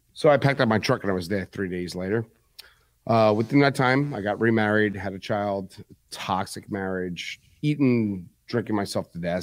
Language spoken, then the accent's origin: English; New York City, New York, United States; moved away; also born or lived in Manalapan, New Jersey; I was born and raised in Bronx, New York